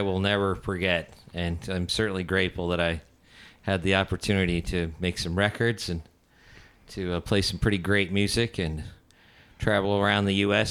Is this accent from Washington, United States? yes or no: yes; Seattle, Washington, United States; And we are from Seattle